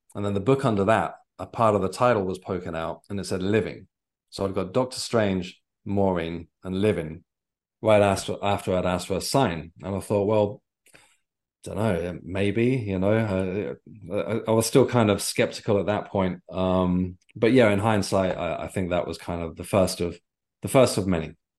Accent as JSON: {"language": "English", "area": "Isle of Wight", "region": "South East England", "country": "United Kingdom", "tie": "born or raised there", "moved": "yes", "lives_now": "London, United Kingdom", "said": "I grew up on the Isle of Wight"}